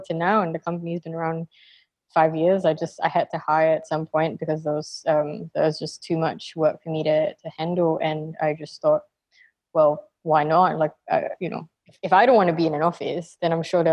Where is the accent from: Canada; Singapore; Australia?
Singapore; I'm from Singapore.